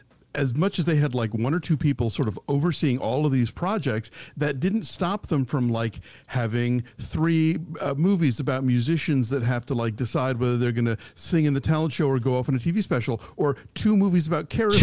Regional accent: Maine, United States; It's like, my people, I'm from Maine, you know.

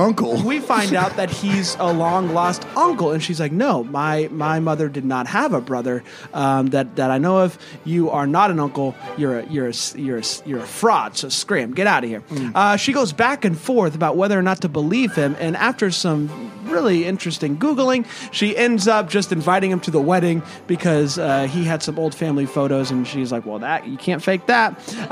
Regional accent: South Carolina, United States; We are from South Carolina.

